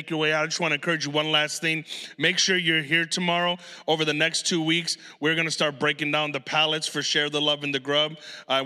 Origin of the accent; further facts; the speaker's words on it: Chicago, Illinois, United States; we're from Chicago